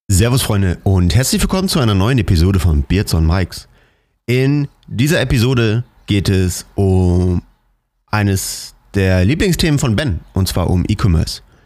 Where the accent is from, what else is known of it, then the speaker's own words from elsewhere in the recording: Cologne, North Rhine-Westphalia, Germany; moved away; in meiner Heimat in Köln